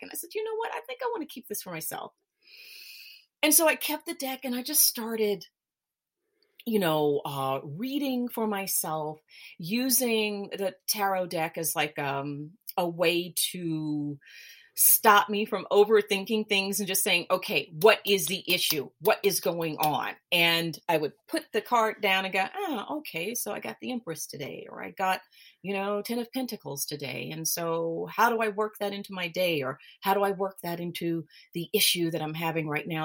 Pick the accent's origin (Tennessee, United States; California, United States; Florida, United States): Tennessee, United States; Memphis; moved away as an adult; now in Switzerland; I'm originally from Memphis, Tennessee, but I live in Switzerland. I've been here for about I about 20 some odd years.